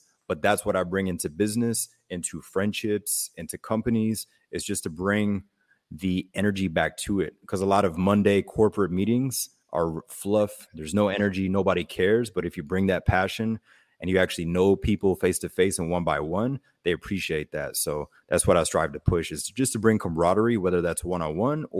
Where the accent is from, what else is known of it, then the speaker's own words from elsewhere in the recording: Germany; And my mother was German, or my mother is German. We grew up in Germany.